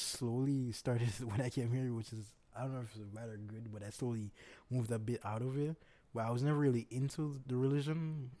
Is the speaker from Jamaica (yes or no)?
yes; Jamaica; Yes, I'm Jamaican.